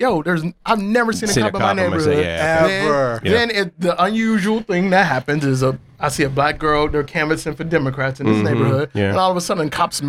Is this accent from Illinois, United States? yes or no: no; Cleveland, Ohio, United States; moved away as an adult; now in Bangkok, Thailand; you know how many times I got the shit kicked out of me by police growing up in Cleveland?